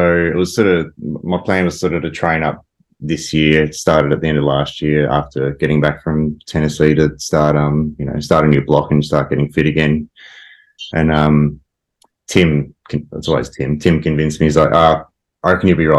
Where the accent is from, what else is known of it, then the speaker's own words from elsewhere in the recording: Ballarat, Victoria, Australia; I grew up in Ballarat